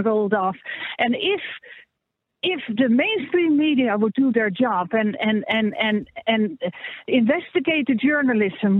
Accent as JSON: {"language": "English", "country": "Netherlands", "moved": "yes", "lives_now": "Ireland"}